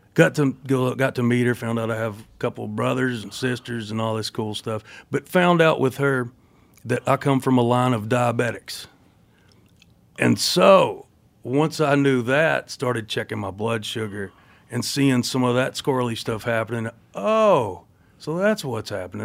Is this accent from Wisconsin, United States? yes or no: no; Cumberland Gap, Tennessee, United States; also born or lived in Knoxville, Tennessee; now in Nashville, United States; I was born in Knoxville, Tennessee. I grew up in a town called Cumberland Gap, population 400 or something. Uh, and then I live in Nashville.